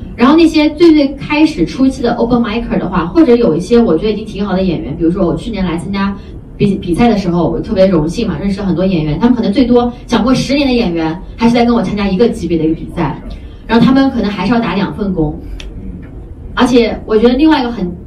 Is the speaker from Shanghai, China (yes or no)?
yes; Shanghai, China; 作为一个女生，作为一个上海人